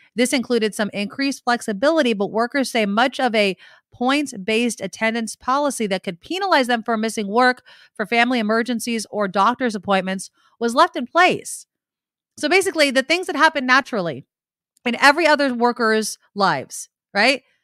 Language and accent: English; San Jose, California, United States; my hometown, San Jose, where I live